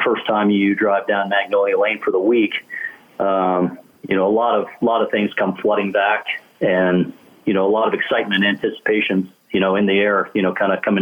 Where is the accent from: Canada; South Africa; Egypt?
Canada; as a kid growing up in Canada